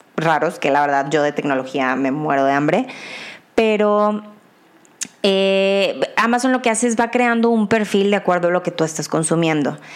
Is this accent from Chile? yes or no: no; Mexico; como mexicana y ciudadana